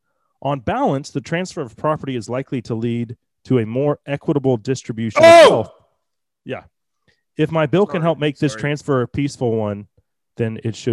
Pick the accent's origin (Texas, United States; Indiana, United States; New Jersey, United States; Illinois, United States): Texas, United States; born there; one county over in the county that I was born in Dallas County.